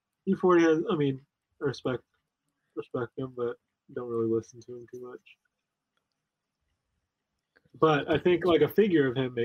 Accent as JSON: {"language": "English", "area": "Bay Area", "region": "California", "country": "United States", "said": "I'm from the Bay Area."}